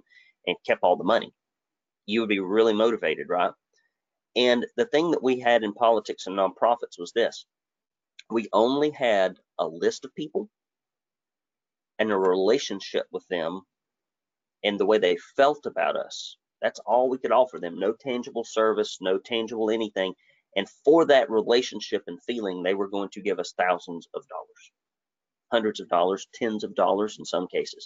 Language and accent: English; Arab, Alabama, United States; I grew up in Arab, Alabama, and we were poor folks to poor folks.